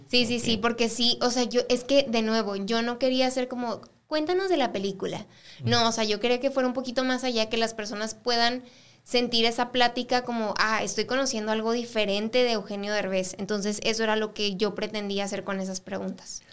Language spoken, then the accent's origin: Spanish; El Paso, Texas, United States; also born or lived in Ciudad Juárez, Mexico; yo nací aquí en El Paso